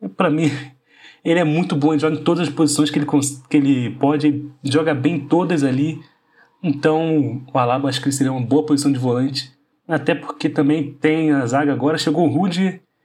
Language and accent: Portuguese; Brazil; como brasileiro